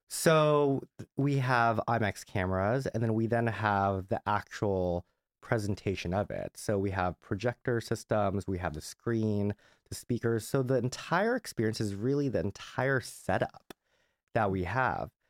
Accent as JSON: {"language": "English", "region": "Southern California", "country": "United States", "tie": "born or raised there", "said": "I grew up in Southern California."}